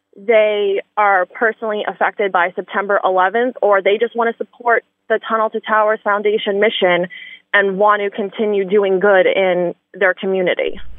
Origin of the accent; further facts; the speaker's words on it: New York City, New York, United States; growing up in Staten Island